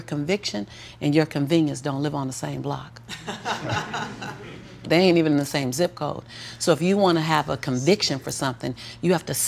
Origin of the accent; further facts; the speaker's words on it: Los Angeles, California, United States; born and raised in South Central